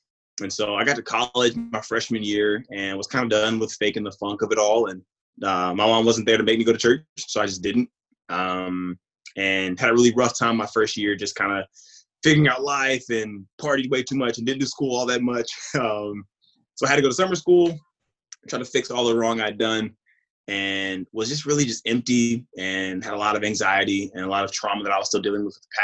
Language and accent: English; Mississippi, United States; also born or lived in California; I was born in Cali, but I was raised in Mississippi